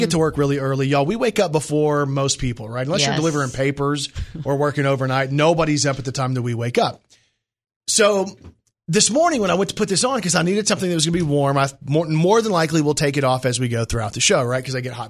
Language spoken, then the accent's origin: English; Brooklyn, New York, United States; I'm from Brooklyn, New York.